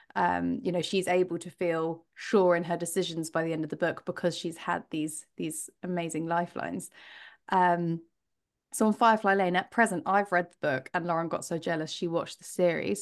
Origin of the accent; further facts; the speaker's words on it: United Kingdom; we're British